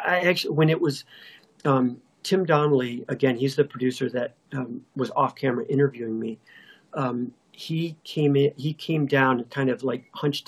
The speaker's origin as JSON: {"language": "English", "town": "Detroit", "region": "Michigan", "country": "United States", "tie": "born or raised there", "said": "Detroit's my hometown"}